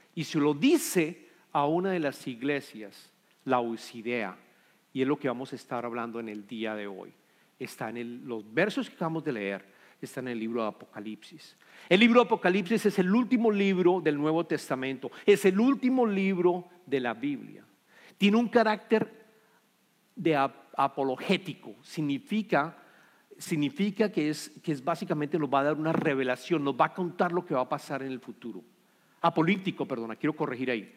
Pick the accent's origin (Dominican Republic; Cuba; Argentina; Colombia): Colombia; somos colombianos